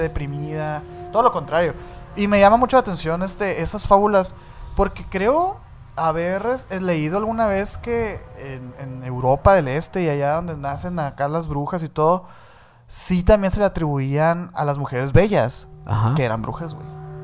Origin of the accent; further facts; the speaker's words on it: Mexico; nosotros siendo mexicanos